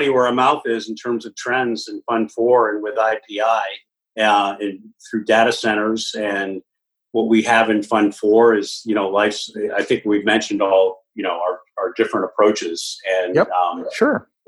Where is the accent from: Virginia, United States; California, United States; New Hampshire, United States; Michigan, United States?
Virginia, United States; we I grew up in northern I grew up in Virginia.